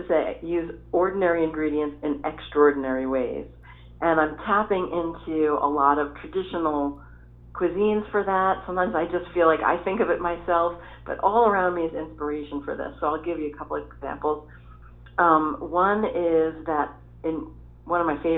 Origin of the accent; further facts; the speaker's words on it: New York City, New York, United States; I grew up in New York City and I grew up tasting flavors from all different communities